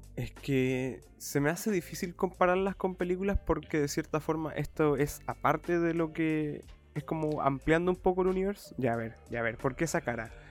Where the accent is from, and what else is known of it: Chile